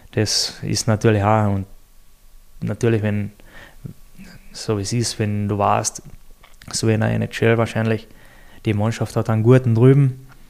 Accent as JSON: {"language": "German", "country": "Austria", "said": "bei uns in Österreich"}